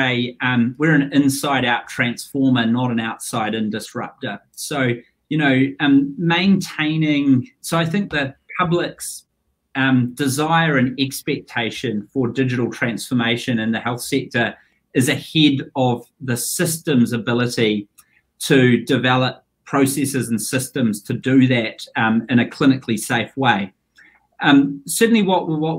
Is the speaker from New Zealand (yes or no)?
yes; Wairarapa, Wellington, New Zealand; I grew up in the Wairarapa, son of a potato farmer